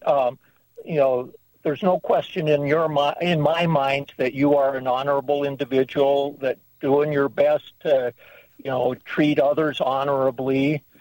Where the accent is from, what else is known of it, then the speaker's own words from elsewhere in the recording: Minnesota, United States; moved away; I grew up in Minnesota